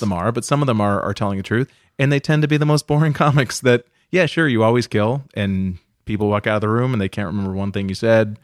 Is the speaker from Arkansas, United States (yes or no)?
no; outside of Boston, Massachusetts, United States; I grew up outside of Boston in, uh, Massachusetts